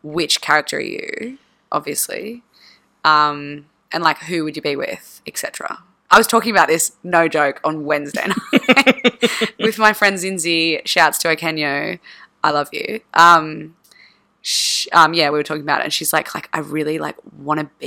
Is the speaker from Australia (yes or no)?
yes; Australia; felt like a horrible Australian